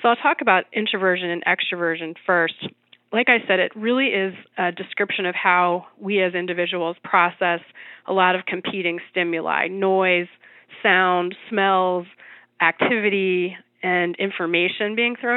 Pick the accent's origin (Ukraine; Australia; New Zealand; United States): United States; New York City, New York; I'm a New Yorker